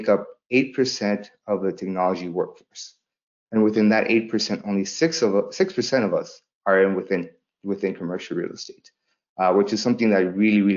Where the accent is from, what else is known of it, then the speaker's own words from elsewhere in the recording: Los Angeles, California, United States; also born or lived in El Salvador; Growing up in South Central Los Angeles